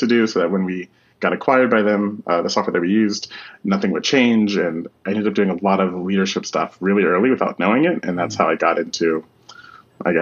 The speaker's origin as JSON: {"language": "English", "town": "Washington", "region": "District of Columbia", "country": "United States", "tie": "born or raised there", "moved": "as an adult", "lives_now": "Amsterdam, Netherlands", "said": "I'm originally from Washington, D.C. I grew up around all of the politics and the military"}